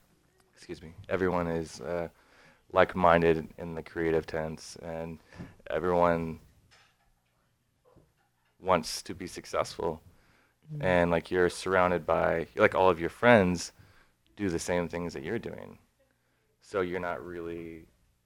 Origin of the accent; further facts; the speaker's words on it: Dallas, Texas, United States; moved away as an adult; also born or lived in Houston; now in Nashville, United States; I was born and raised in Dallas.